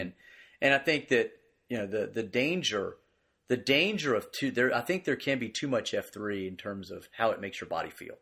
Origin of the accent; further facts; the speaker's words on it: Greensboro, North Carolina, United States; I grew up here in Greensboro